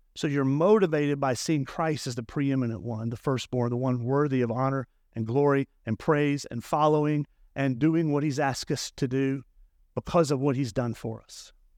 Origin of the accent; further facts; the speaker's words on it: the South, United States; now in Murrieta, United States; I grew up in the South, and the South is very legalistic